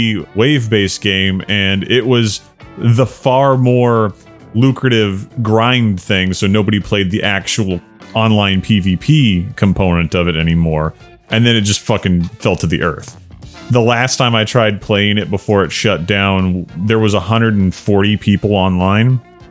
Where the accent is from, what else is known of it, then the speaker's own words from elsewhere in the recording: the South, United States; Listen, I'm from the South.